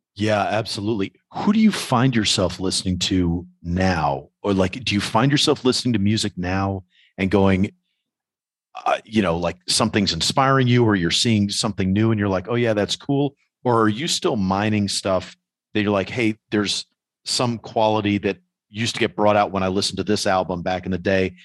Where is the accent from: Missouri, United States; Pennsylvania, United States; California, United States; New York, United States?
New York, United States; as a New Yorker